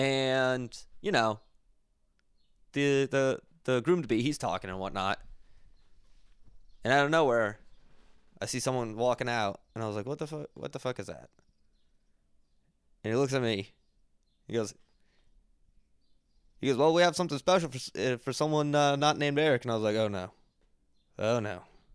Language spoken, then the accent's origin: English; Philadelphia, Pennsylvania, United States; now in Boston, United States; Not from Boston. I'm from Philly. Moved here because it was easier for me for work.